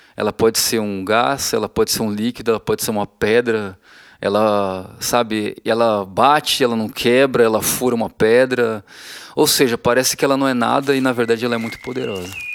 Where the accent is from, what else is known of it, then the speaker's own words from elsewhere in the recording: Feira de Santana, Bahia, Brazil; desde que eu era criança que eu sou de Feira de Santana, na Bahia